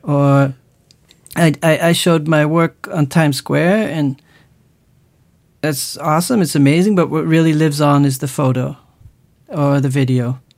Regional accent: Netherlands

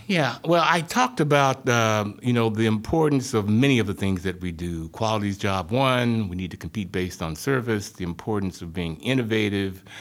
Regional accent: rural Arkansas, United States; moved away; I grew up in, uh, rural Arkansas, um, small town about a hundred miles southwest of Little Rock, thirty miles north of the Louisiana border

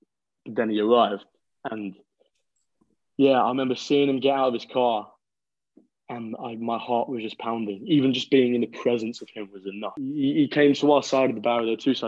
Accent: London, United Kingdom; now in Liverpool, United Kingdom; Well, I'm currently 19 years old. I'm born and raised in London, although right now I'm currently studying at university in Liverpool.

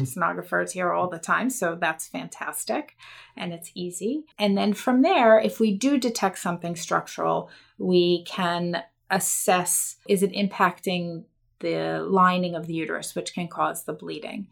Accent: Baltimore, Maryland, United States; I grew up in Baltimore, Maryland

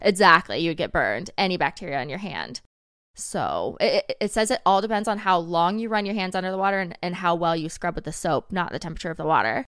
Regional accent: the South, United States; I grew up in the South

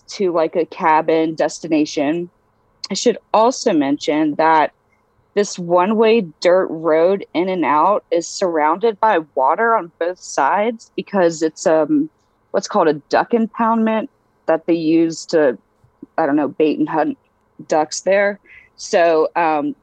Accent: Eastern North Carolina, United States; I was raised in Eastern North Carolina

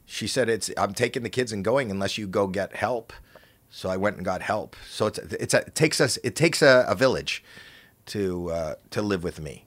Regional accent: Canada; I'm from Canada.

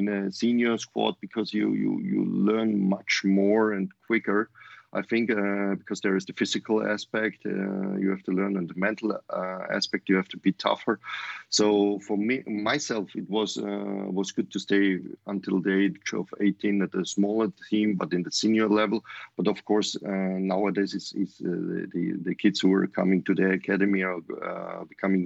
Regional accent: Voitsberg, Styria, Austria; English is a second language; moved away as an adult; also born or lived in Vienna, Austria / Greece / Germany / United States; My hometown is Voitsberg

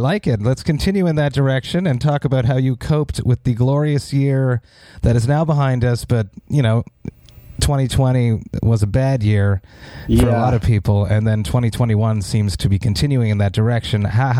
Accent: Montreal, Quebec, Canada; my hometown of Montreal

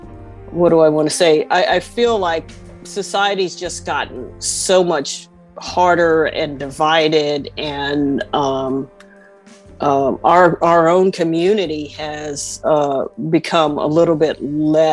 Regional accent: Oakland, California, United States; kids growing up in Oakland

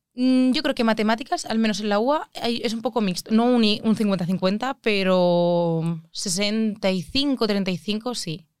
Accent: Alicante, Valencian Community, Spain; yo es que soy de Alicante

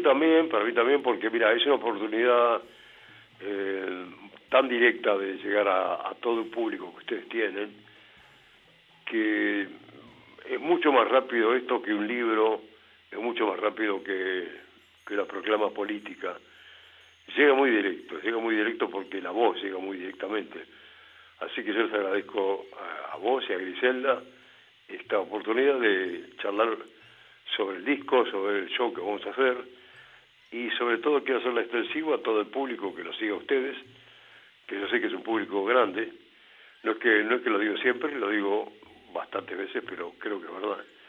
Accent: Buenos Aires, Argentina; yo soy de Buenos Aires

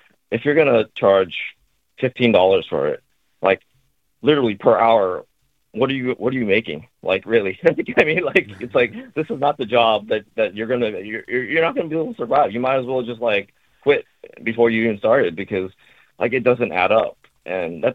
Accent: Bay Area, California, United States; moved away as an adult; also born or lived in Japan; I was born and raised in the Bay Area

